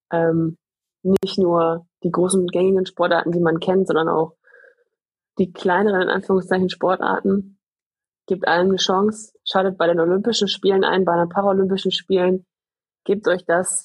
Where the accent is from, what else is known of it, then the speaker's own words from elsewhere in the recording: Gladbeck, North Rhine-Westphalia, Germany; ich komme ja aus dem Pott, ne? Ich komme ja. ja aus Gladbeck